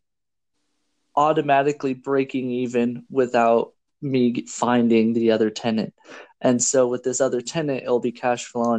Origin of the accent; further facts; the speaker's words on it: Washington, United States; I'm from Washington State